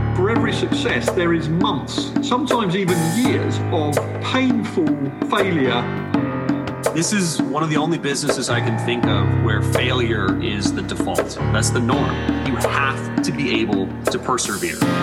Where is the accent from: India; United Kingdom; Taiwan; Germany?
United Kingdom; England